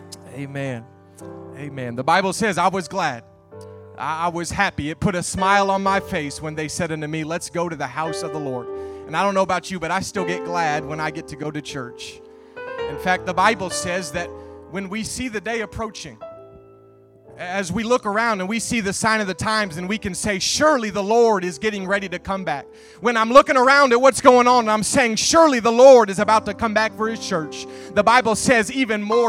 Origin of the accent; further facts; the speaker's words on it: Nebraska, United States; moved away as an adult; now in O'Fallon, Illinois, United States; I was born and raised in Nebraska, but when I graduated from IBC, I moved to O'Fallon, Illinois